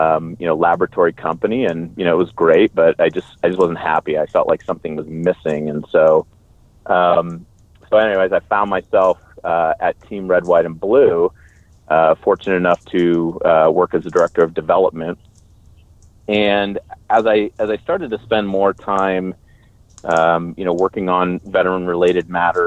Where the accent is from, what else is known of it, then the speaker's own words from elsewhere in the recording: Bay Area, California, United States; moved away as an adult; I grew up in the Bay Area, California, joined the Army right after high school.